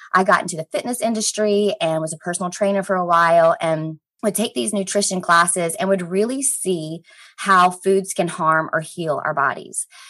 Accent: Columbia, South Carolina, United States; I'm from Columbia, South Carolina, so right in the Midlands.

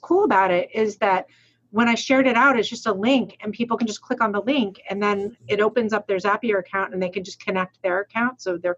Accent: Rhode Island, United States; I'm from Rhode Island, but I do pronounce my R's

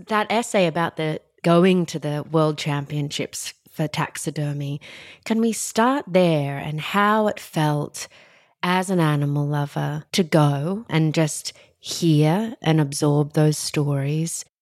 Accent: Australia; growing up in Australia

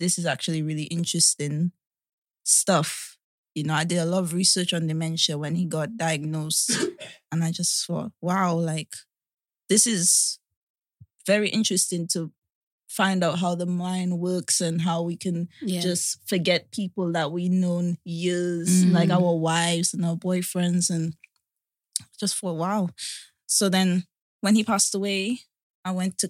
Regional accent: Dominica; moved away as an adult; also born or lived in Hackney, London; now in England; I was raised in Dominica

